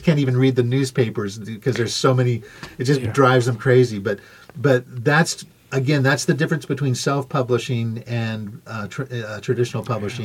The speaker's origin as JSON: {"language": "English", "town": "Corvallis", "region": "Oregon", "country": "United States", "tie": "born or raised there", "also_born_or_lived": "Santa Cruz / Los Angeles", "lives_now": "Ashland, United States", "said": "I'm born and raised in Corvallis"}